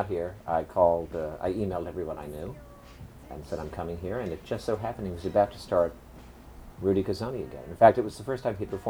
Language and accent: English; New Jersey, United States; also born or lived in New York; now in Los Angeles, United States; And then I grew up in New Jersey. And then I, of course, moved to New York, which is where we met many years ago. And then I moved to Los Angeles 4 years ago.